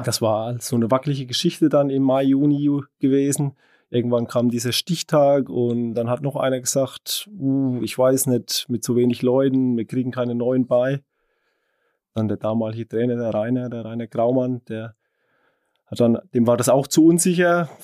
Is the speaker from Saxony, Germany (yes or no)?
no; Unterweißenbrunn, Bavaria, Germany; Ich stamme ja aus Unterwaldbärung